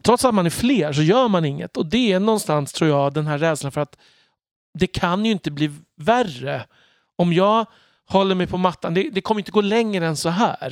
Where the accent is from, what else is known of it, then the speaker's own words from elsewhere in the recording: Örby, Sweden; moved away; var jag i Örby där jag växte upp